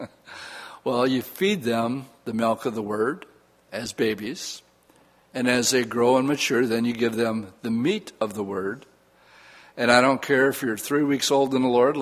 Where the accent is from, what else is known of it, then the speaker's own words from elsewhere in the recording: Oshkosh, Wisconsin, United States; growing up in Oshkosh